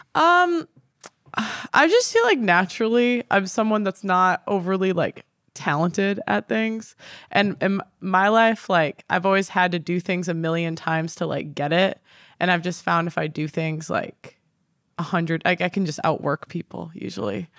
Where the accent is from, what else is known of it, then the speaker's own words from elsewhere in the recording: Chicago, Illinois, United States; moved away as an adult; now in London, United Kingdom; I'm from Chicago originally, the suburbs